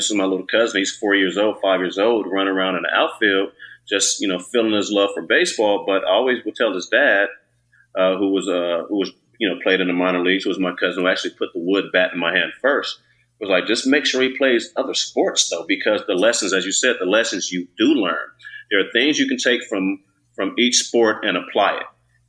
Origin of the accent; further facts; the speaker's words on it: Alameda, California, United States; Then I grew up in Alameda, where, you know, and then back, you know, when I was growing up, you played all three sports.